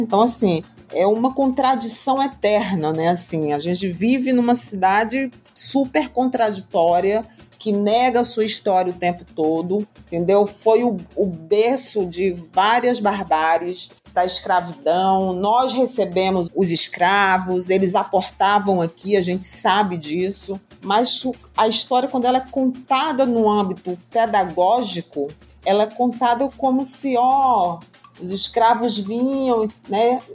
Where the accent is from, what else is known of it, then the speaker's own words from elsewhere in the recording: Brazil; enquanto brasileira